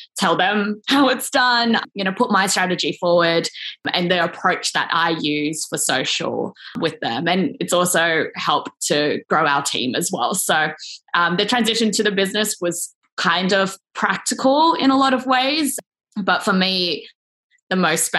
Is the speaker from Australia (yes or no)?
yes; Sydney, New South Wales, Australia; moved away as an adult; I am back in Sydney, Australia, like my hometown, actually back at my parents' place right now